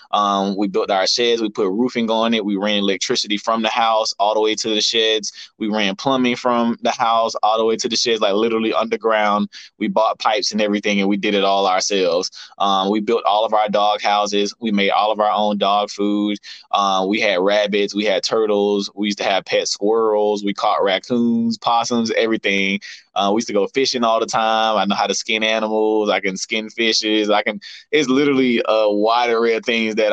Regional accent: Albany, United States; accent: country; how I was raised and, you know, where I grew up in Albany.

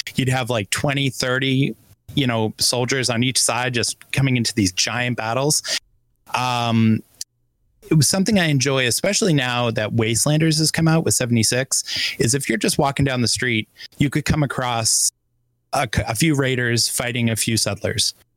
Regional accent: Boston, Massachusetts, United States; as the Bostonian here

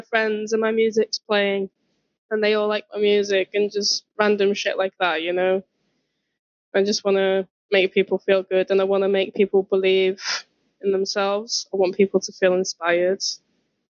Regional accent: Welsh, Wales, United Kingdom; I'm proud to be Welsh

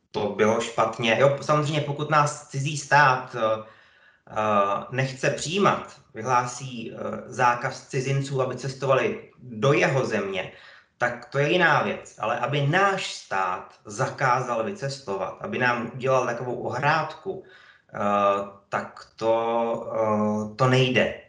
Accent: Hradec Králové, Hradec Králové Region, Czechia; also born or lived in Brno; A já jsem vlastně z Hradce, nepovažuji se, že bych z Hradce kdy odešel. Já jsem měl celý život trvalé bydliště v Hradci

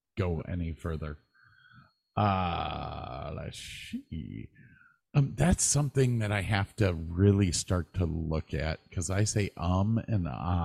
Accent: Wales, United Kingdom; I'm Welsh. It doesn't matter to me.

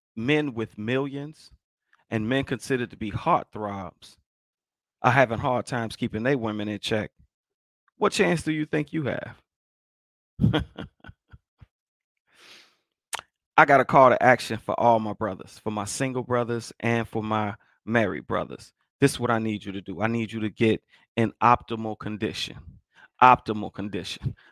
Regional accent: Chicago, Illinois, United States; I'm from Chicago

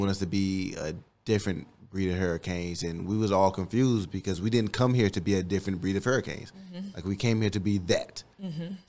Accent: Miami, Florida, United States; No, Liberty City. 83rd and 7th.

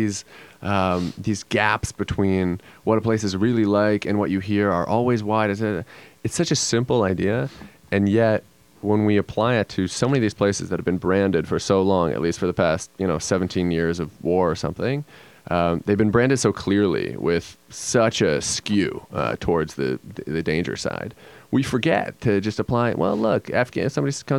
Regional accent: United States; I was growing up and we were growing up in the States

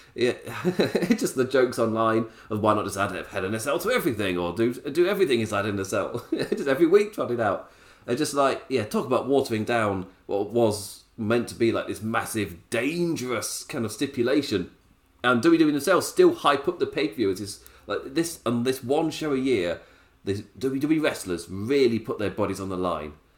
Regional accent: England, United Kingdom; me being English

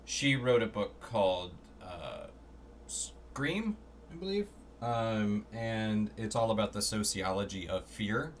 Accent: Florida, United States; I grew up in Florida, so we had a lot of road trips

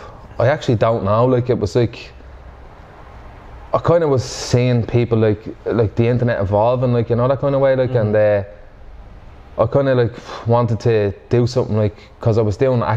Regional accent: Dublin, County Dublin, Ireland; growing up in Finglas, you kind of just, there's just a wit about the place

